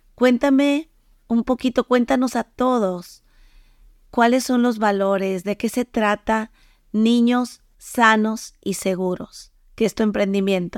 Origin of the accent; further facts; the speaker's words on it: Mexico; moved away; yo soy de México